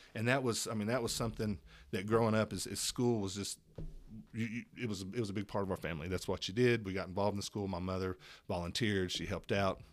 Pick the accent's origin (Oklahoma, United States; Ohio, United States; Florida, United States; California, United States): Oklahoma, United States; Tulsa; I was born in Tulsa, Oklahoma